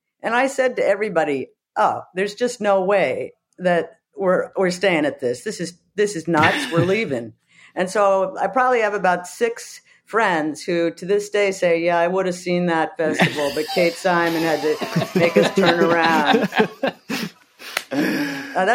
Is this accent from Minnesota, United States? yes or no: no; Poughkeepsie, New York, United States; moved away as an adult; also born or lived in London; now in New York City, United States; I'm from Poughkeepsie, New York. It's about 35 miles. It's about, what's probably about an hour away from Woodstock